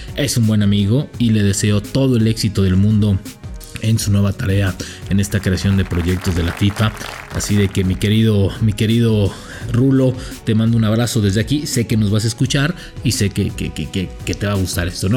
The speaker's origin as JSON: {"language": "Spanish", "country": "Mexico"}